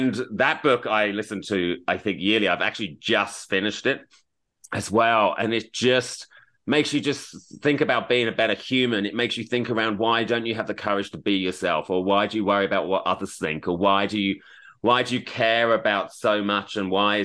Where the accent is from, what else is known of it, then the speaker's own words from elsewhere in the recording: Australia; moved away as an adult; also born or lived in United Kingdom; now in Los Angeles, United States; I am a British-born Australian raised, as I say. I've got a lot of Australian. I'm an Australian citizen, but I now live in LA.